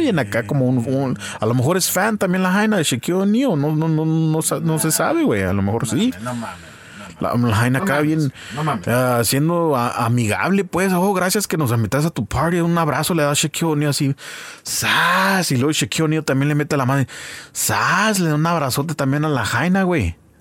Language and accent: Spanish; Santa Ana, California, United States; Somos del oeste de Santana